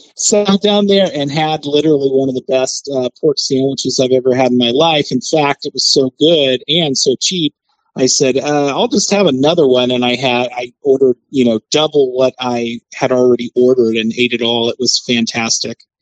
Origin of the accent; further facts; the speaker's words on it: Kansas City, Missouri, United States; moved away; I'm originally from Kansas City